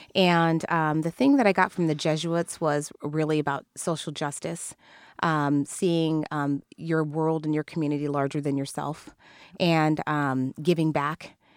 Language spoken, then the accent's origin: English; Kirkland, Washington, United States; growing up in Kirkland